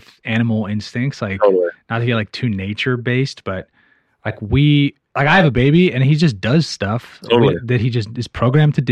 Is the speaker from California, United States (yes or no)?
yes; San Francisco, California, United States; I'm from San Francisco, and everybody I grew up with loves the Giants